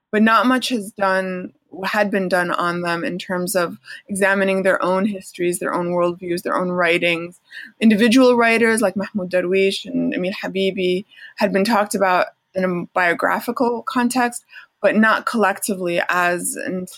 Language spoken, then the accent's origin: English; Chicago, Illinois, United States; Okay, so I grew up as a in the Palestinian American community of Chicago, uh, Chicago area, it was a huge Palestinian American community, and I grew up very aware of my identity as a Palestinian American Muslim